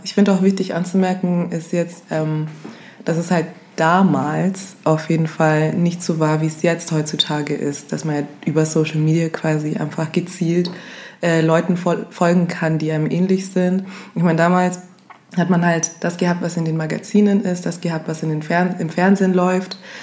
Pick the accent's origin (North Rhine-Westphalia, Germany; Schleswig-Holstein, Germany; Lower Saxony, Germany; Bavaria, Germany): Bavaria, Germany; Augsburg; Bin dann in die Drogeriemärkte gegangen, hier bei uns in Augsburg